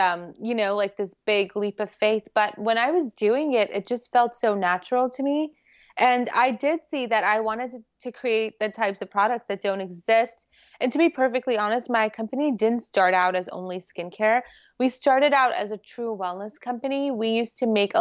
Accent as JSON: {"language": "English", "town": "New York City", "region": "New York", "country": "United States", "tie": "born or raised there", "said": "I grew up here"}